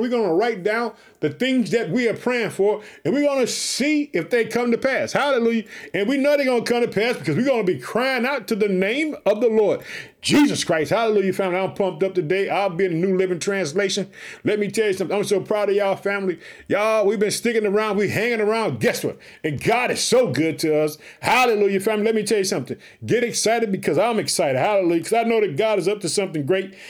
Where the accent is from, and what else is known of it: Chicago, Illinois, United States